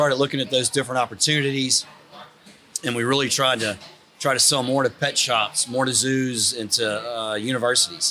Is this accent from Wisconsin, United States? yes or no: no; Baton Rouge, Louisiana, United States; I grew up in Baton Rouge